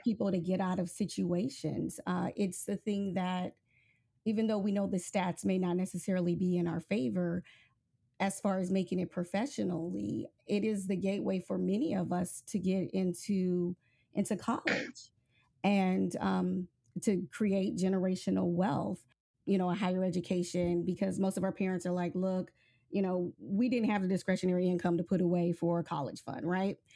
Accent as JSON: {"language": "English", "region": "Nebraska", "country": "United States", "moved": "yes", "said": "I'm originally from Nebraska"}